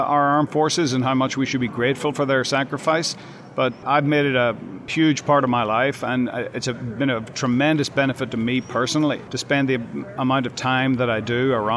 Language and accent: English; Northern Ireland, United Kingdom; now in United States; I grew up in an urban warfare environment in the 60s and 70s in Northern Ireland.